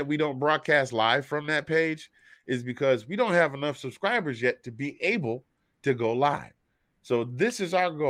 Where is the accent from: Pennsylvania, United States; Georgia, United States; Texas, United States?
Georgia, United States